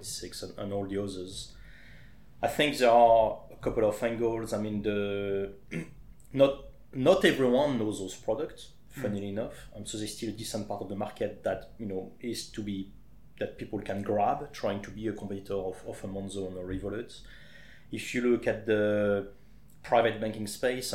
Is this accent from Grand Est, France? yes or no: yes; Champagne, Grand Est, France; accent: French; English is a second language; moved away as an adult; now in Leatherhead, United Kingdom; I'm originally from the Champagne area in France.